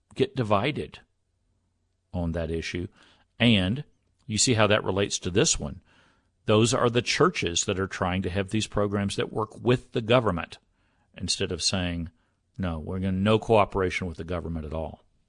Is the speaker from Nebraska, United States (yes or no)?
no; Texas, United States; growing up in Texas